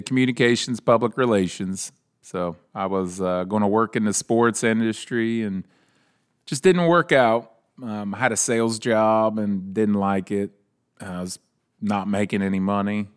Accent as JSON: {"language": "English", "town": "Leesburg", "country": "United States", "tie": "born or raised there", "said": "growing up in Leesburg"}